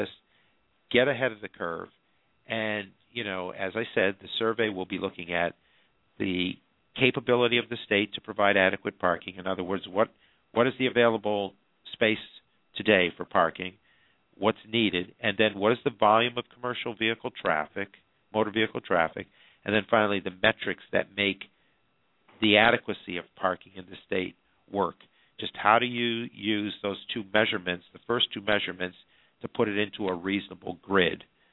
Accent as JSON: {"language": "English", "region": "New York", "country": "United States", "said": "New York, my home state"}